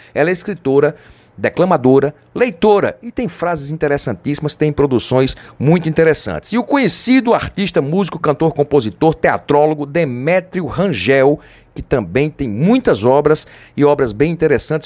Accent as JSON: {"language": "Portuguese", "town": "Pedra", "region": "Pernambuco", "country": "Brazil", "said": "Eu sou de Pedra, Pernambuco."}